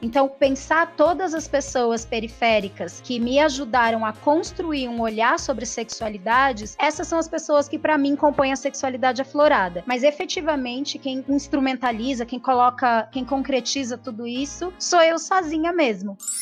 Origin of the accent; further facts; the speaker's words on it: Espírito Santo, Brazil; also born or lived in Grajaú, São Paulo; now in São Paulo, Brazil; morei durante muito, muito tempo da minha vida no Grajaú e agora agora eu moro na região do Jardim Primavera, que fica na beiradinha, na divisa entre Grajaú e Cidade Dutra, e nasci no Espírito Santo, sou capixaba